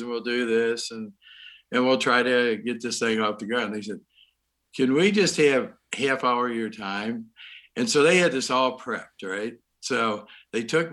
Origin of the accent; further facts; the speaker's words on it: Baltimore, Maryland, United States; I'm from Baltimore